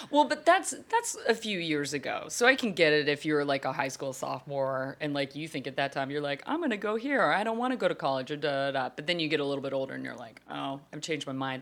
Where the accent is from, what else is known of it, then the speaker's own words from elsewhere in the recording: Fort Worth, Texas, United States; That's in my home, hometown